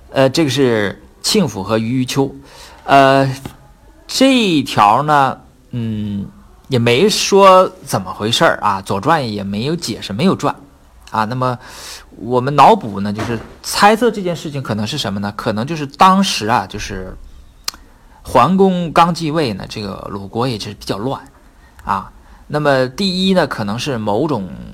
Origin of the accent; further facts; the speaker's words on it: Northeast China, China; accent: Northeastern (Dongbei); 用我们东北话说就是舔着脸